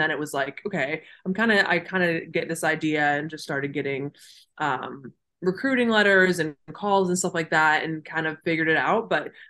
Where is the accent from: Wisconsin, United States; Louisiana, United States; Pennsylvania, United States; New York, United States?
Pennsylvania, United States; born or raised there